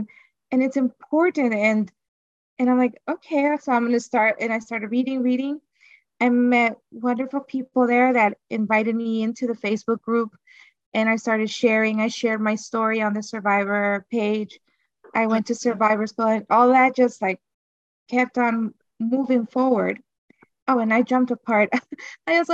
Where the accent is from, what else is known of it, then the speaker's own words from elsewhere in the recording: Honduras; I'm from Honduras